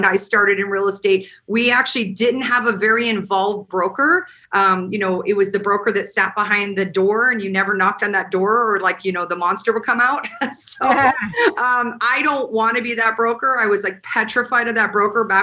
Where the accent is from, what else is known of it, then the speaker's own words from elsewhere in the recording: Montana, United States; now in Las Vegas, United States; I am originally from Montana